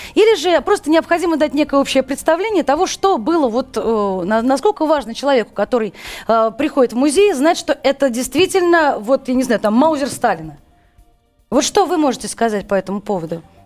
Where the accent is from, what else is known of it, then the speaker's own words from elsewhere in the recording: Moscow, Russia; Все мы, в общем, москвичи